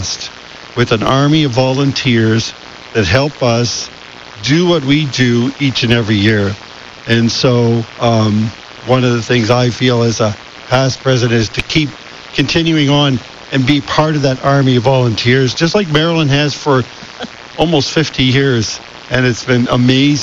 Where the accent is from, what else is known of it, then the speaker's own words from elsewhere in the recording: Halifax, Nova Scotia, Canada; moved away as an adult; now in Victoria, Canada; I was born and raised in Halifax